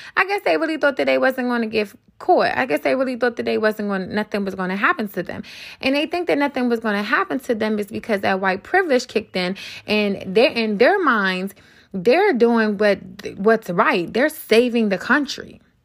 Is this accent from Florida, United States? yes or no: no; Washington, District of Columbia, United States; born and raised in D C myself, I grew up on Capitol Hill.